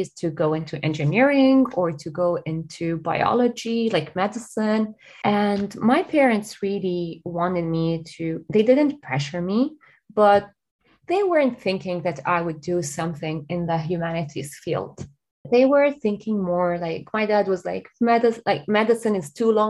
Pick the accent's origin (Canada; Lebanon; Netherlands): Lebanon; moved away as an adult; now in Dublin, Ireland; I'm originally from Lebanon, and this is where I grew up, where I was born, and where I got my education and started my career.